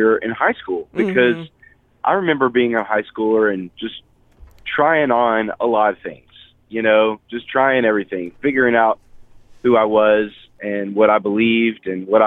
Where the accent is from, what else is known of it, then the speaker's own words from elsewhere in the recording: Nashville, Tennessee, United States; I'm from Nashville, Tennessee